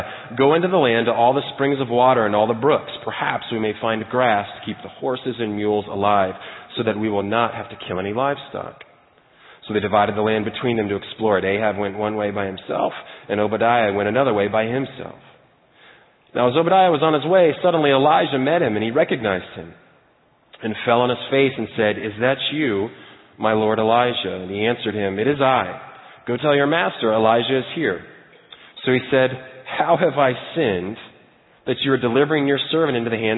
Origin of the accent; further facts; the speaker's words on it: Lebanon, Ohio, United States; moved away as an adult; also born or lived in Cincinnati, Ohio; now in Tennessee, United States; I am originally from Cincinnati, actually from Lebanon